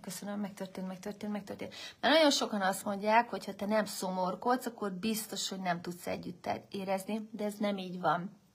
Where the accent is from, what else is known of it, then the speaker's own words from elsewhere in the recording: Hungary; én vagyok az egyedüli magyar résztvevő